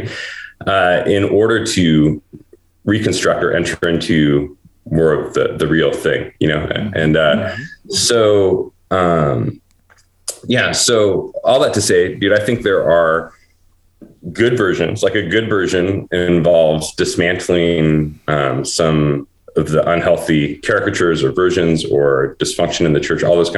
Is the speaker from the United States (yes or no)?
yes; Portland, United States; my hometown, Portland, 40 years where I grew up